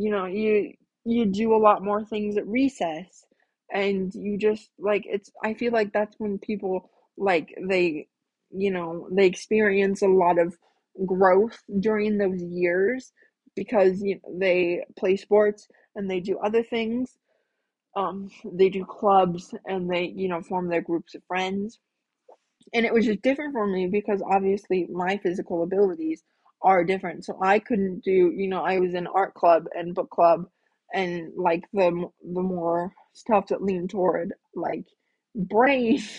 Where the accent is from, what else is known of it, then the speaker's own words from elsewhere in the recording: Iowa Falls, Iowa, United States; now in Waukee, United States; growing up in Iowa Falls, that was a town of 5,000 people.